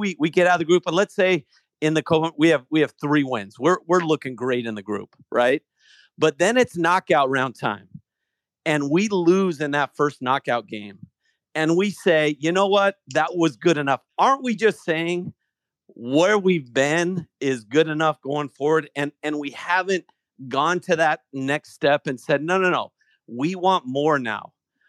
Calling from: California, United States; Orange County.

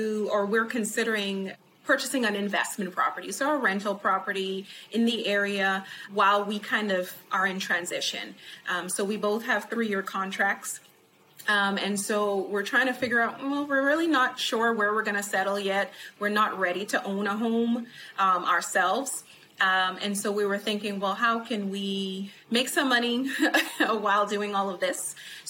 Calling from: College Station, Texas, United States; Right now, College Station, Texas.

